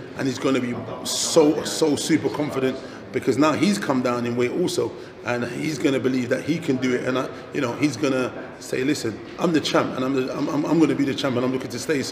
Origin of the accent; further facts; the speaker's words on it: United Kingdom; as a British guy